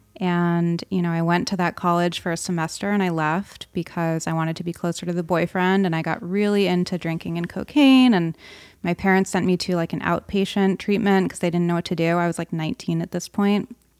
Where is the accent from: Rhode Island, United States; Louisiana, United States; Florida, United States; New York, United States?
Rhode Island, United States; I grew up on the East Coast in Rhode Island